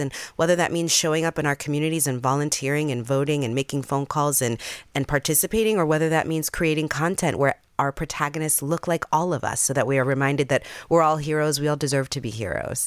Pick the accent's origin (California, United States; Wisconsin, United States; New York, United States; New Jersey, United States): New York, United States; New York City; I grew up in the Bronx in Jamie Towers